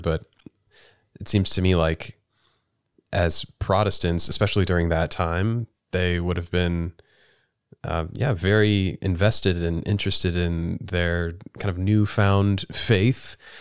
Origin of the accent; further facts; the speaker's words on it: United States; as an American